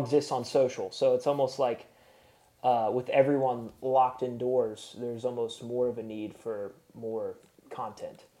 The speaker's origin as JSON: {"language": "English", "town": "Chattanooga", "region": "Tennessee", "country": "United States", "tie": "born or raised there", "said": "my hometown in Chattanooga"}